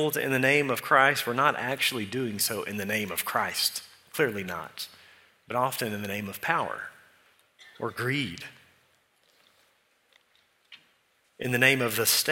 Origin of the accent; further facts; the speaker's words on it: Eula, Texas, United States; So I'm from Eula.